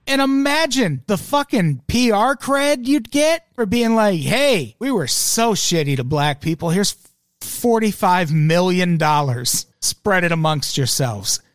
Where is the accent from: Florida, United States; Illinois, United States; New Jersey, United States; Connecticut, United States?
Illinois, United States; Peoria; now in Los Angeles, United States; I grew up in Peoria, Illinois, which was very fucking diverse